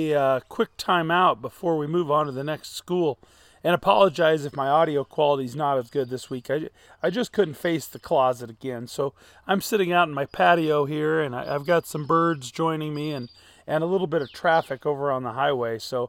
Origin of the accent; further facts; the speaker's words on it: Hastings, Nebraska, United States; my hometown of Hastings